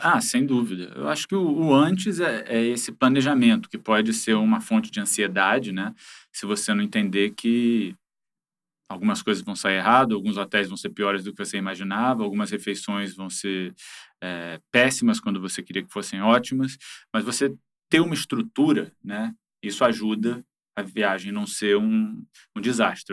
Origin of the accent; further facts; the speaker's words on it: Rio de Janeiro, Brazil; Eu sou carioca com muito orgulho